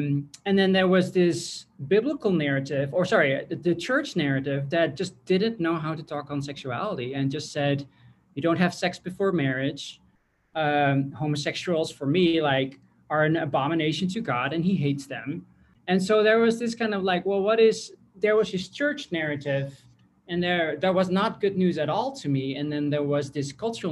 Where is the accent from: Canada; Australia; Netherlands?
Netherlands; I grew up in the Netherlands